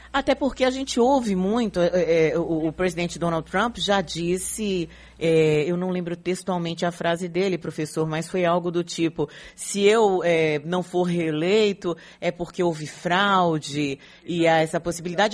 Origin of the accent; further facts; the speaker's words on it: Brazil; nós que moramos no Brasil, somos brasileiros